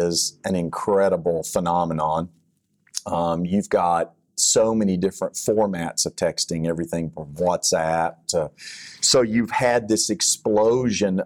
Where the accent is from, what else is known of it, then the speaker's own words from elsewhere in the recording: Texas, United States; accent: Texas; my Texas accent